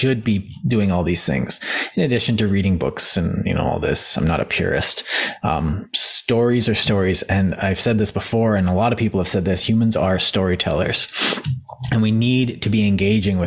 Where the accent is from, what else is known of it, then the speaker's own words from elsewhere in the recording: Canada; I'm from Canada